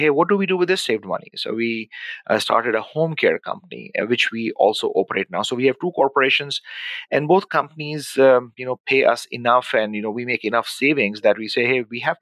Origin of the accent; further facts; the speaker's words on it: Pakistan; moved away as an adult; also born or lived in Dubai / Abu Dhabi; now in Winnipeg, Canada; born and raised in Pakistan